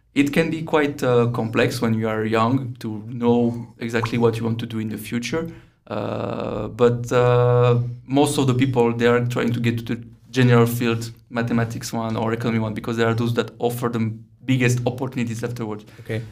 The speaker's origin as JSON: {"language": "English", "area": "near Lyon", "region": "Auvergne-Rhône-Alpes", "country": "France", "also_born_or_lived": "Brno, Czechia", "moved": "as an adult", "lives_now": "Prague, Czechia", "said": "around Lyon, about 40, 45 minutes from Lyon by car"}